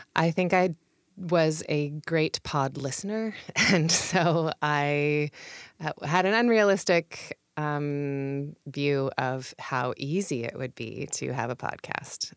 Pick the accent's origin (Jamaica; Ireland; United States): United States; Puyallup, Washington; also born or lived in Seattle / California / England; now in Tacoma, United States; I grew up in Puyallup